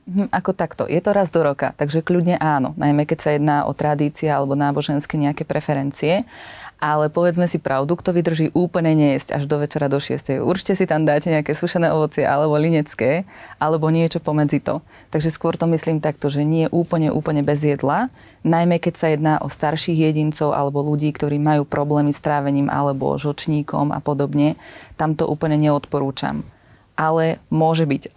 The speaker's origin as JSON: {"language": "Slovak", "region": "central Slovakia", "country": "Slovakia", "said": "nie som východniar. že ja som zo stredného Slovenska"}